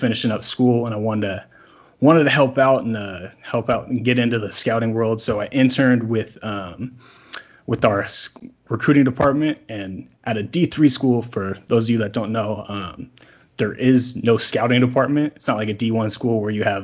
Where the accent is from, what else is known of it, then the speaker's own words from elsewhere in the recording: California, United States; where I grew up in California